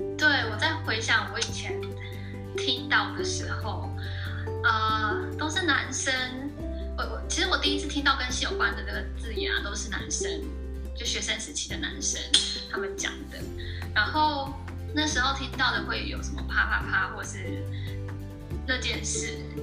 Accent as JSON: {"language": "Chinese", "country": "Taiwan", "tie": "born or raised there", "also_born_or_lived": "United Kingdom", "moved": "as an adult", "said": "毕竟我们都是在台湾长大的"}